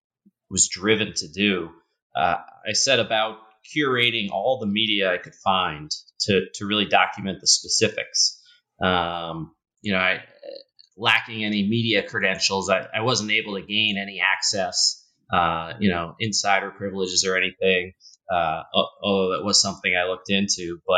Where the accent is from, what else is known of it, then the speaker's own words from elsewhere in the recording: Newton, Massachusetts, United States; So I grew up just outside Boston, a town called Newton, just outside of that, in a passionate basketball household.